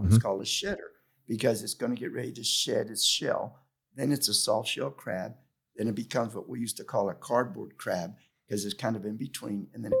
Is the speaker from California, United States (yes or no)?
no; Tampa, Florida, United States; also born or lived in Cuba; Well, I was born in Cuba, but I came over when I was a year old, and I grew up in Ybor City. And in my household, I was not allowed to speak English